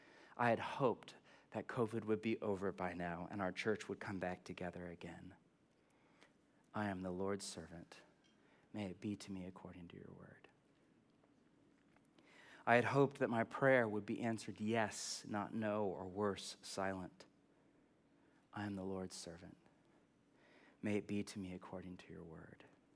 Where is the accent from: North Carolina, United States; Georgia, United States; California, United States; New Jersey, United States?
California, United States; I'm from California. Nothing to hope for because everything is great.